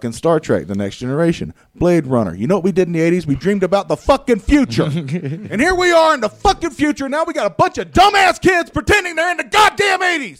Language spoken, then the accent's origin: English; the South, United States; I'm from the South